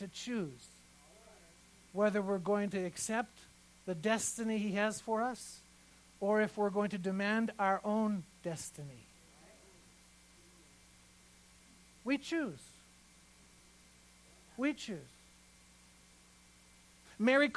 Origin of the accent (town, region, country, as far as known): Iran; born or raised there; moved away